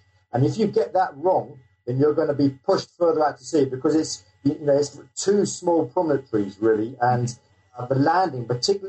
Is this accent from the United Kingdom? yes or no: yes; South East England, United Kingdom; also born or lived in London; I'm actually coming from London, England, and I grew up in the south of England.